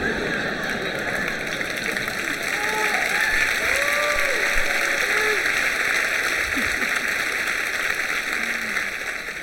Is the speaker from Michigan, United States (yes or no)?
no; Houston, Texas, United States; I grew up with in Houston.